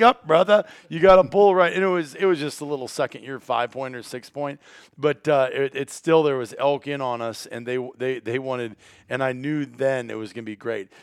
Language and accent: English; Iowa, United States; the counties where I grew up in Iowa